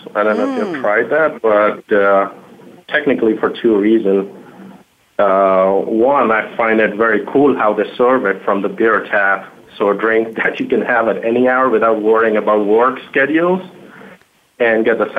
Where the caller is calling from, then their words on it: Chicago, Illinois, United States; I'm in Chicago right now